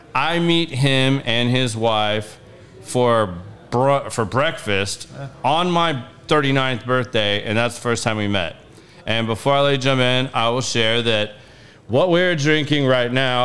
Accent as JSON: {"language": "English", "region": "Texas", "country": "United States", "tie": "born or raised there", "said": "I grew up in in Texas"}